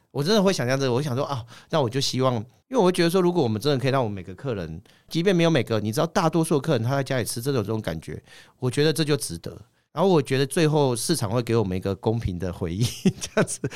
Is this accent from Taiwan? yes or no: yes; Kaohsiung, Taiwan; moved away; also born or lived in Taipei; 小时候是在高雄长大